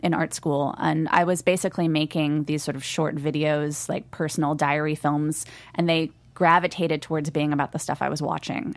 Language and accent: English; Los Angeles, California, United States; I grew up in Studio City